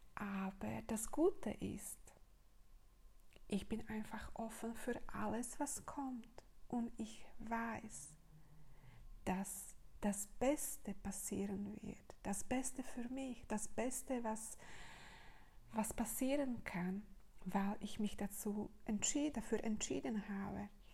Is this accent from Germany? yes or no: no; Slovakia; moved away; meine Heimat ist äh, Slowakei